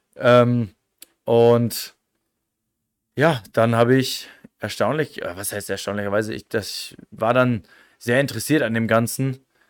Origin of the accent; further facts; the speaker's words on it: near North Rhine-Westphalia, Lower Saxony, Germany; moved away as an adult; also born or lived in Osnabrück; now in Innsbruck, Austria; ich komme aus, aus, aus dem äh, letzten Eck von Niedersachsen Richtung NRW, aus dem schönen Bad La. Ähm, hab ja, wie gesagt, das ist halt ein kleines Dorf